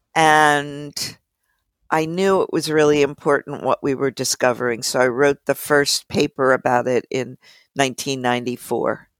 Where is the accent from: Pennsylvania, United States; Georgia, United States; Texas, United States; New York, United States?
Pennsylvania, United States; Philadelphia; I grew up in Philly